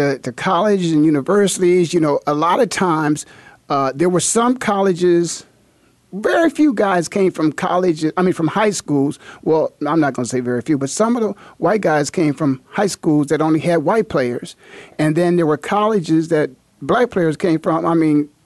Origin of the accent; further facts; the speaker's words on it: Canton, Ohio, United States; there were four schools in my hometown, Canton, Ohio